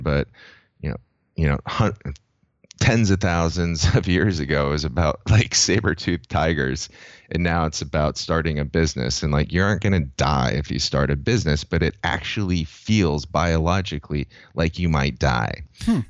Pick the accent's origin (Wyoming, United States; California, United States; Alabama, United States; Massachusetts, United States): California, United States; San Diego; growing up in San Diego, I've always been a surfer